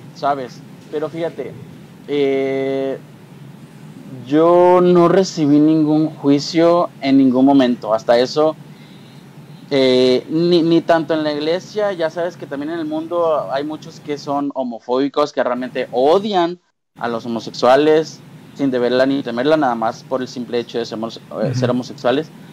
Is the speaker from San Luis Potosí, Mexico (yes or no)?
no; Monterrey, Nuevo León, Mexico; also born or lived in Mexico City; toda mi familia pues aquí en Monterrey